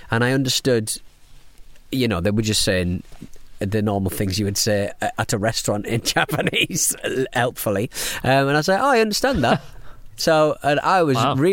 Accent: South Africa; I'm from South Africa.

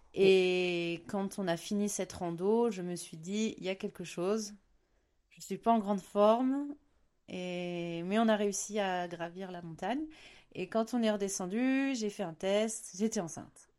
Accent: Beaujolais, north of Lyon, Auvergne-Rhône-Alpes, France; also born or lived in Pyrenees; now in Baudéan, France; je viens du Beaujolais, euh, au-dessus de Lyon

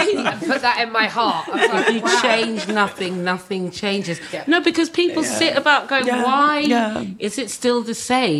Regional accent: Suffolk, East of England, United Kingdom; I'm from Suffolk

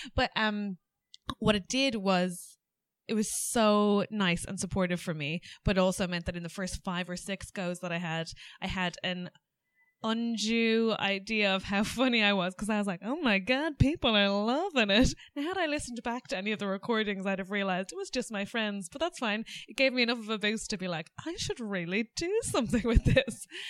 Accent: Ireland; accent: Irish; moved away as an adult; now in England

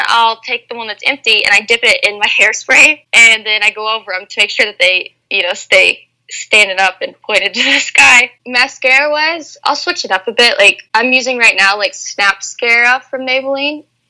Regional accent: United States; being an American

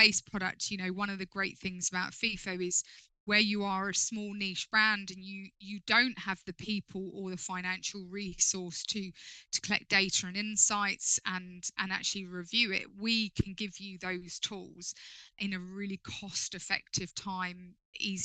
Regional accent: London, United Kingdom; moved away as an adult; now in Sussex, United Kingdom; As a Londoner myself, I feel like I come, even though I live down in Sussex now, I feel like I come home to London

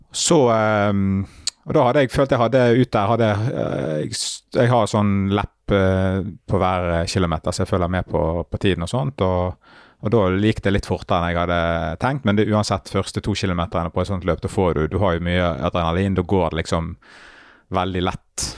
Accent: Bergen, Vestland, Norway; min hjemby

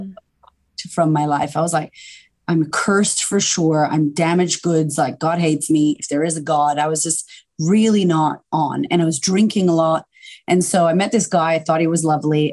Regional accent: Boston, Massachusetts, United States; moved away as an adult; now in Melbourne, Australia; I'm originally from America, uh, from Boston, and I just I had a really turbulent upbringing

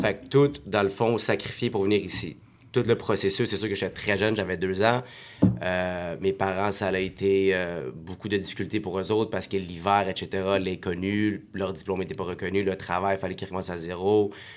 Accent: Montreal, Quebec, Canada; also born or lived in Saint-Hubert, Quebec / Morocco (family origin); on a déménagé de Montréal, parce qu'on a été de HLM à HLM à HLM, au moins trois, je pense, puis quand on a eu assez d'argent, mais ben, quand ils ont eu assez d'argent pour tout simplement euh, déménager à la rive de Montréal, à Saint-Hubert

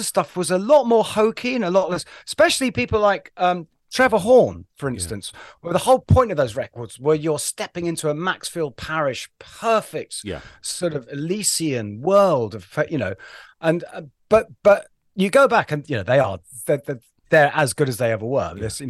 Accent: London, United Kingdom; moved away; I was born and raised in Waterloo.

